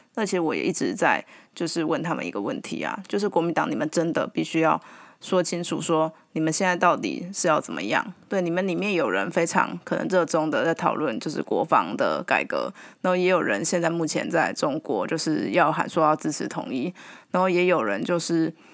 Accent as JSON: {"language": "Chinese", "country": "Taiwan", "said": "我们台湾人"}